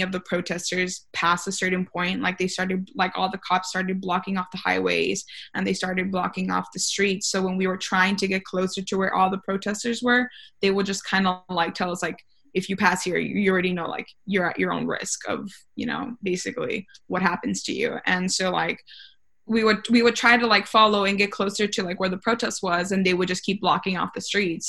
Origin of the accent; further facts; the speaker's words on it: Rio Grande Valley, Texas, United States; I'm from the Valley